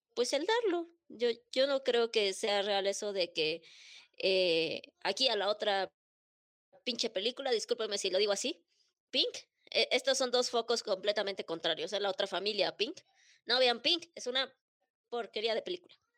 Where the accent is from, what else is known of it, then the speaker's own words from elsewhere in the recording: Mexico; estamos bajo la misma bandera y todos nacimos en México